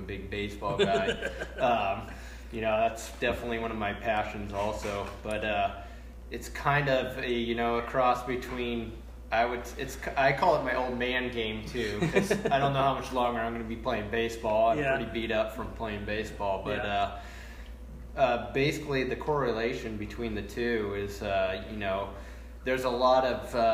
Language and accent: English; California, United States; moved away; We're originally from California